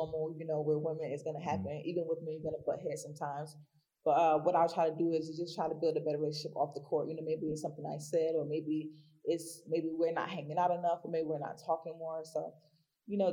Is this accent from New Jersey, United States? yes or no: yes; Newark, New Jersey, United States; moved away as an adult; also born or lived in Savannah, Georgia; I'm born and raised in Newark, New Jersey